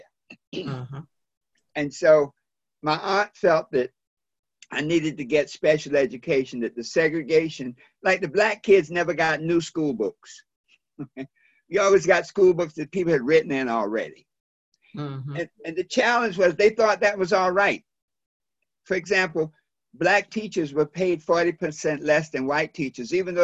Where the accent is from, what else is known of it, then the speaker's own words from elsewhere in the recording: Wilmington, North Carolina, United States; my hometown